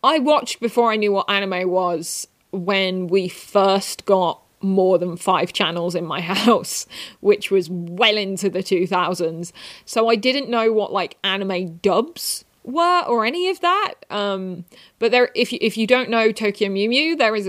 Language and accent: English; England, United Kingdom; I am from England